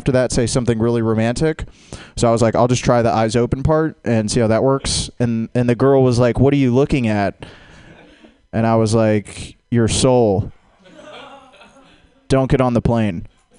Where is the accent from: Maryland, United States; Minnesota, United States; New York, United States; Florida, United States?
Florida, United States; Jacksonville; It's not weird, I'm from Jacksonville, Florida.